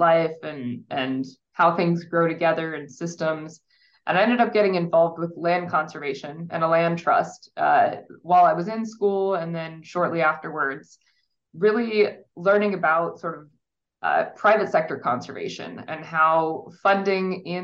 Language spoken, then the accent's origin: English; Midwest, United States; moved away; So I grew up in the Midwest in a very agricultural sort of region